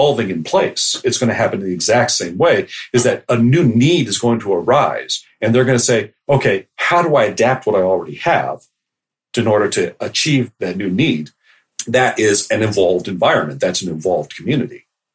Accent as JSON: {"language": "English", "town": "Halifax", "region": "Nova Scotia", "country": "Canada", "tie": "born or raised there", "also_born_or_lived": "United States", "moved": "yes", "said": "I grew up in North America, both in, you know, United States and Canada. And Halifax, where I was an adolescent"}